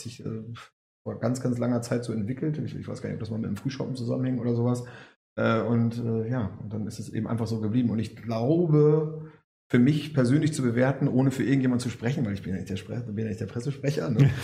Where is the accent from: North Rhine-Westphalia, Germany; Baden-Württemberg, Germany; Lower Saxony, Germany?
Lower Saxony, Germany; Cuxhaven; ich komme aus Cuxhaven